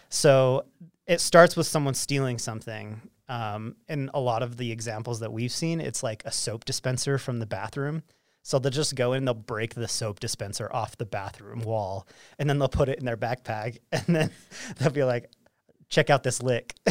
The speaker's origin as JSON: {"language": "English", "town": "Roy", "region": "Utah", "country": "United States", "tie": "born or raised there", "said": "growing up in Roy"}